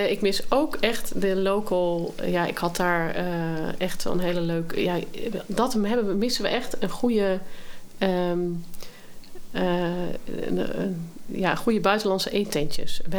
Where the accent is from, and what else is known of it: Amsterdam, North Holland, Netherlands